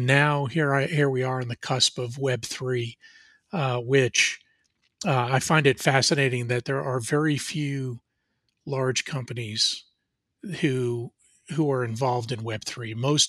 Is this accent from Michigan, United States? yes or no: no; New Jersey, United States; now in Atlanta, United States; I grew up in New Jersey. In fact, out of my bedroom window, I could see the Statue of Liberty. So that's how close I was to New York City. But I moved to Atlanta in 1993